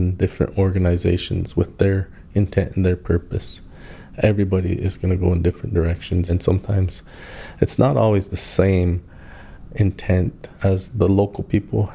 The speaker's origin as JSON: {"language": "English", "area": "Standing Rock Indian Reservation", "region": "North Dakota", "country": "United States", "tie": "born or raised there", "said": "I grew up in Indian country. My dad was an educator. My mom was an educator. I was fortunate to have two parents. I lived on the Pine Ridge Indian Reservation. I lived on the Standing Rock Indian Reservation."}